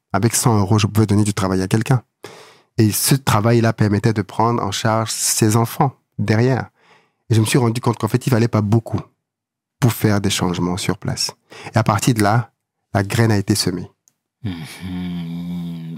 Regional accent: Douala, Littoral, Cameroon; moved away; Je suis né, j'ai grandi à Douala

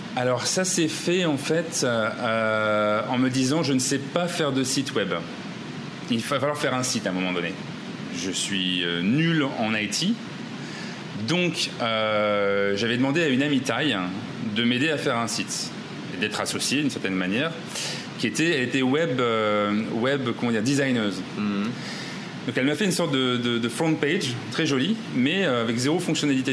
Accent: Ch'ti, Hauts-de-France, France; moved away as an adult; also born or lived in Rhône-Alpes; now in Bangkok, Thailand; Je suis ch'ti

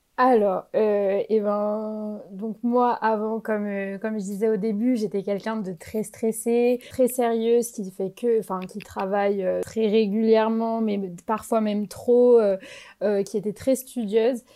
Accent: France; moved away as an adult; now in Spain; Dans mon université, en fait, on est majoritairement des Français

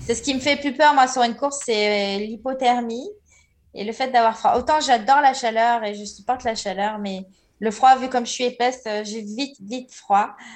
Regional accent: Marseille, Provence-Alpes-Côte d'Azur, France; je suis née à Marseille

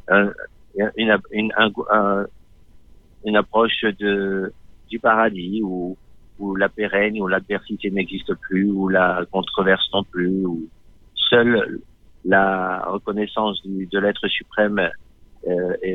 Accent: Lyon, Auvergne-Rhône-Alpes, France; also born or lived in Constantine, Algeria; À Lyon. À Lyon À Lyon, euh, ouais. à Du Cher à Lyon, un quartier de Lyon, de banlieue.

